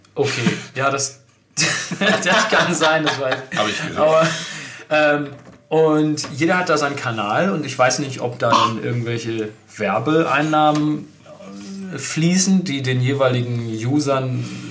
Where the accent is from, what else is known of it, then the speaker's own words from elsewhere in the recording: Germany; bei uns in Deutschland